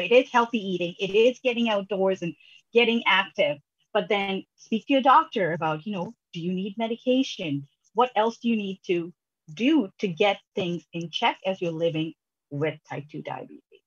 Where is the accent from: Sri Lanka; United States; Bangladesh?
Sri Lanka; now in Canada; I'm originally from Sri Lanka